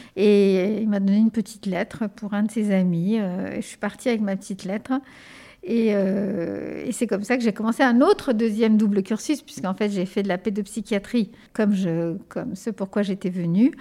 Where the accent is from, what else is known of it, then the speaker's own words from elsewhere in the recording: Ardennes, Grand Est, France; first language Spanish; French is a second language; also born or lived in Spain; j'ai grandi, je suis née en Espagne, j'ai grandi dans un petit village des Ardennes euh, qui s'appelle Pourriau-Bois.